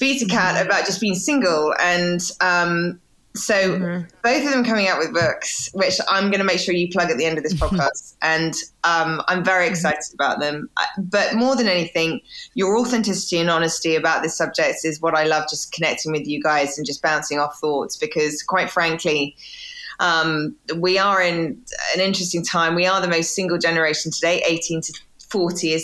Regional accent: England, United Kingdom; accent: British; now in United States; my accent is it takes probably an extra hour out of my day in America as opposed to in England.

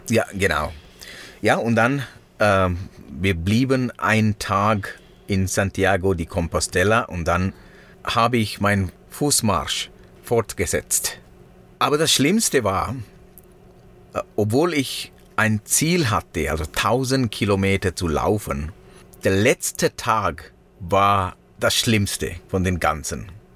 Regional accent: Sri Lanka; first language Sinhala; German is a second language; moved away; meine Muttersprache ist Singhalesisch

